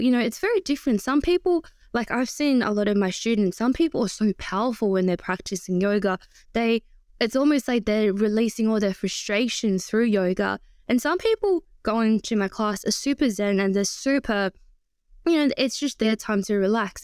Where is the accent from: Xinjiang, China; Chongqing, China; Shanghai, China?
Shanghai, China; moved away; I was born in Shanghai, and it's a very, very busy city